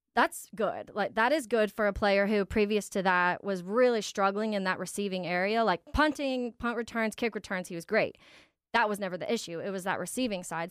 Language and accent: English; Jacksonville, Florida, United States; I grew up in Jacksonville